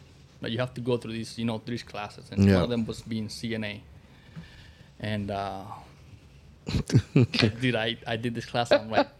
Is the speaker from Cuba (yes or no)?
yes; Cuba; moved away as an adult; also born or lived in Canada; now in United States; I'm born and raised in Cuba. And then when I was 22, I went to Canada.